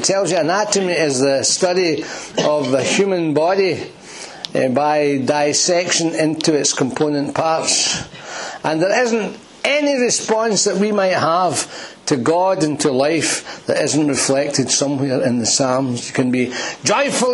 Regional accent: Glasgow, Scotland, United Kingdom; I had spent my childhood in Lambhill. I'm one of the lambs, we're both lambs from Lambhill. And I was in Lambhill from I was 3 till I was 13

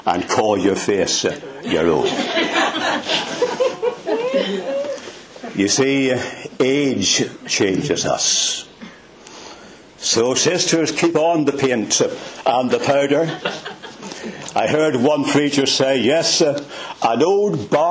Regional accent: Belfast, Northern Ireland, United Kingdom; I'm not Scottish. I was brought up in the city of Belfast

